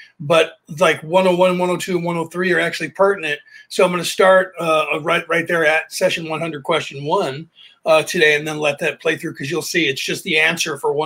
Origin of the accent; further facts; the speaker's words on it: United States; I'm Irish, so I'm European, but I was born in America